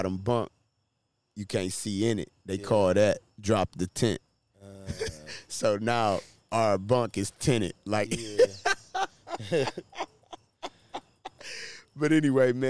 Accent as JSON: {"language": "English", "town": "Detroit", "region": "Michigan", "country": "United States", "said": "I was from Detroit"}